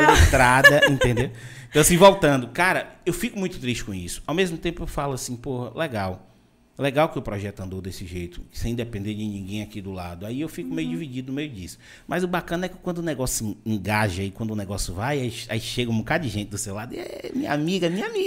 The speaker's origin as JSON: {"language": "Portuguese", "town": "Vitória da Conquista", "region": "Bahia", "country": "Brazil", "also_born_or_lived": "Salvador", "lives_now": "Itabuna, Brazil", "said": "Eu sou de Vitória da Conquista, morei 12 anos em Salvador e vim para Itabuna. Mas, como Conquista ali tá perto de Minas, a gente ainda corta um pouco as palavras, entendeu?"}